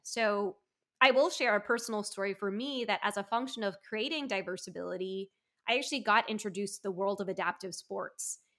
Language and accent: English; United States; being Taiwanese American